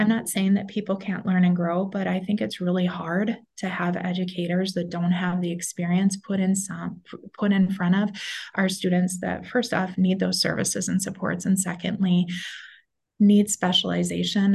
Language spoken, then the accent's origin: English; Minnesota, United States; moved away as an adult; also born or lived in North Dakota; So I am back in Minnesota, which is the state that I'm from